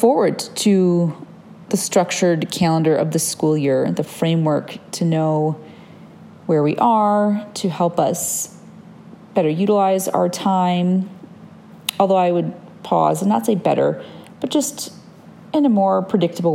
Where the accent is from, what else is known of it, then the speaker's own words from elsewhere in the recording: Michigan, United States; now in Oregon, United States; I grew up in Michigan